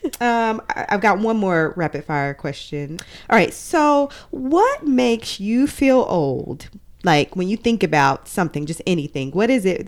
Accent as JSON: {"language": "English", "region": "Arkansas", "country": "United States", "moved": "yes", "said": "We're originally from Arkansas"}